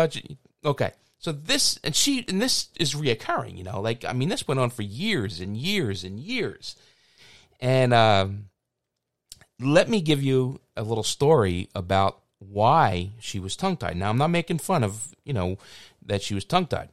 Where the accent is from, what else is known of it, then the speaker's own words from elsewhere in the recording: Philadelphia, Pennsylvania, United States; I grew up on a very small street, and called Wilder Street.